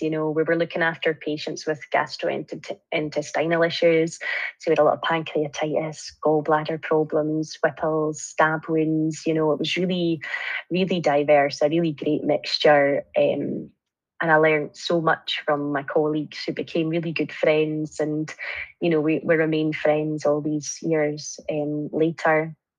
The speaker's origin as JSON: {"language": "English", "town": "Arbroath", "region": "Scotland", "country": "United Kingdom", "tie": "born or raised there", "also_born_or_lived": "Edinburgh / France", "said": "a job came up in my hometown uh, in Arbroath"}